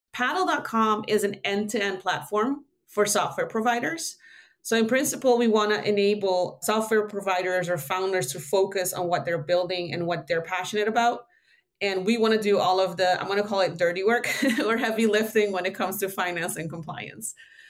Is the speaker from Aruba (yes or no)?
yes; Aruba; also born or lived in Netherlands; I call myself Dutch-ish because I was born in the Netherlands, but I've lived everywhere the most except for here. So I grew up in Aruba.